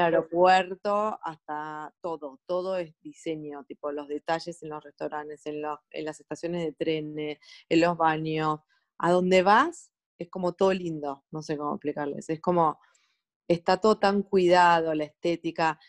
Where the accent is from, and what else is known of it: Argentina; moved away as an adult; also born or lived in Sweden / Stockholm; now in Norway